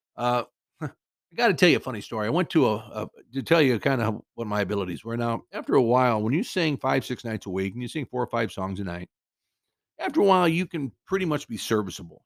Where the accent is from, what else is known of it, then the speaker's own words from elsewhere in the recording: Cedar Rapids, Iowa, United States; now in Southern California, United States; My hometown of Cedar Rapids, Iowa